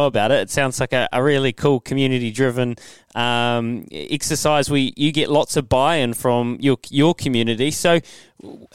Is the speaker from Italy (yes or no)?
no; Leithfield, Canterbury, New Zealand; I remember growing up. I'm from Leithfield and went to Rangiora High School